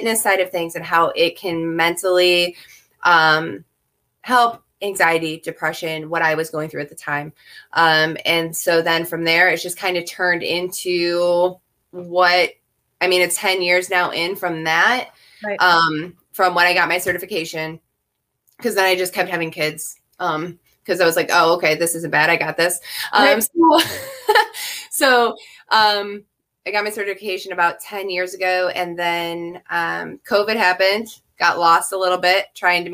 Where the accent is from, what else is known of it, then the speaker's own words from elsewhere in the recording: United States; we as an American society